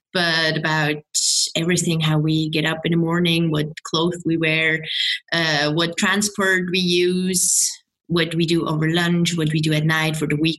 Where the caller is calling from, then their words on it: Bern, Switzerland; I'm calling in from Bern in Switzerland.